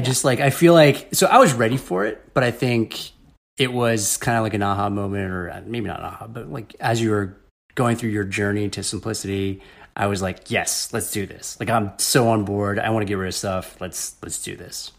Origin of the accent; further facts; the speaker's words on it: Northern Virginia, United States; moved away as an adult; also born or lived in Ohio / Chicago; I was born in the Washington, D C area in Vir-, Northern Virginia